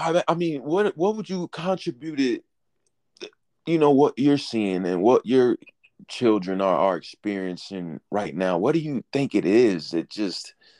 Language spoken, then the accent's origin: English; Chicago, Illinois, United States; I'm from Chicago.